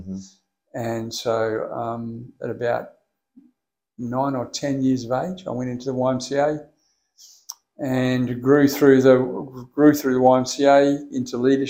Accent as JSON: {"language": "English", "town": "Perth", "region": "Western Australia", "country": "Australia", "tie": "born or raised there", "said": "Born in Perth, born and raised in Bassendean."}